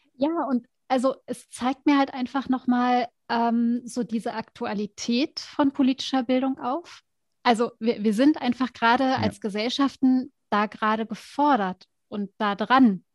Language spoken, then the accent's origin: German; Germany; also born or lived in United States; als Deutsche